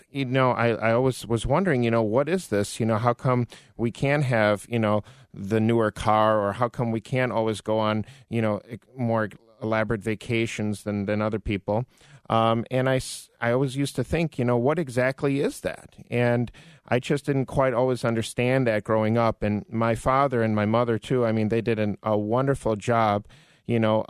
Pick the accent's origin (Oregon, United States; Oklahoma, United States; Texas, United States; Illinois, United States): Illinois, United States; Orland Park; I grew up in Orland Park